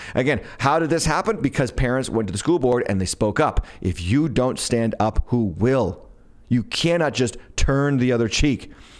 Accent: Smithfield, Rhode Island, United States; So, closer to my hometown, Smithfield, Rhode Island.

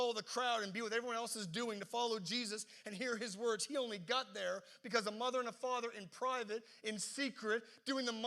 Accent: the East Coast, Atlantic Canada, Canada; now in Halifax, Canada; growing up in the East Coast

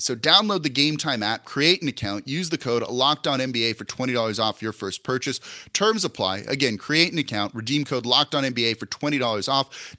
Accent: Los Angeles, California, United States; now in New Orleans, United States; I'm from Los Angeles originally. My entire family still lives out there

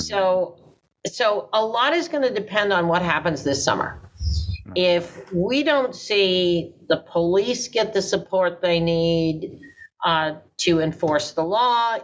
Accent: New York City, New York, United States; I'm a Brooklynite

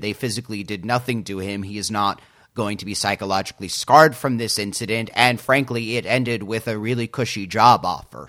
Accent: United States; I as an American

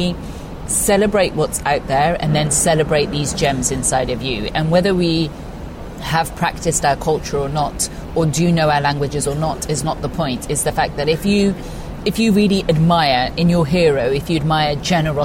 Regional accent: Gloucestershire, South West England, United Kingdom; I grew up in Gloucestershire, where very much everyone else was, you know, Anglo-Saxon

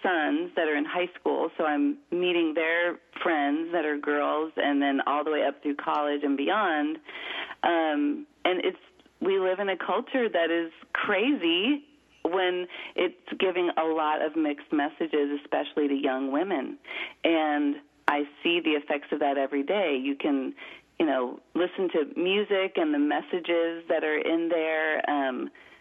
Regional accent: Florida, United States; I grew up in Florida

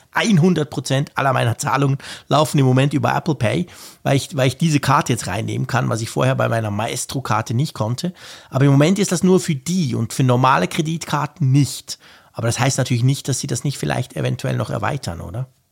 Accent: Switzerland; Bei uns in der Schweiz

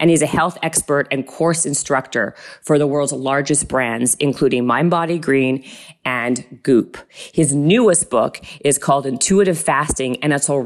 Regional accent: Winnipeg, Manitoba, Canada; also born or lived in Toronto, Canada; now in Los Angeles, United States; I grew up in Winnipeg, Manitoba.

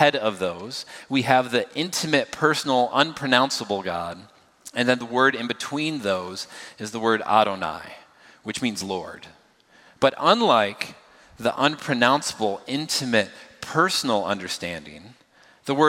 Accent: United States; I'm obviously grew up here. I am American. I'm from the United States

